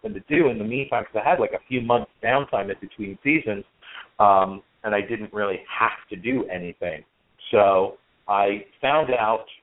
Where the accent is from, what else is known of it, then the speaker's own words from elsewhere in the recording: next to Asbury Park, New Jersey, United States; I grew up in New Jersey. I grew up right next door to Asbury Park